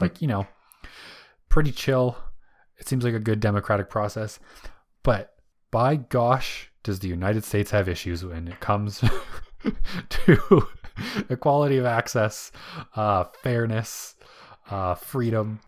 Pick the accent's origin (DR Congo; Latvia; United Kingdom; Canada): Canada; being able to go vote as a Canadian